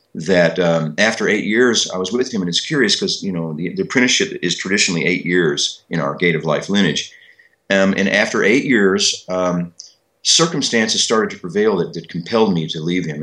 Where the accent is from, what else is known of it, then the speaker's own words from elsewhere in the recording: Kentucky, United States; when I was growing up in Kentucky